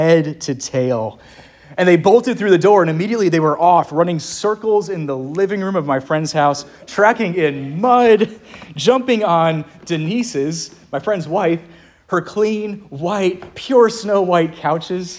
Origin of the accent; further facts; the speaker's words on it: Lynchburg, Virginia, United States; up in Lynchburg, my hometown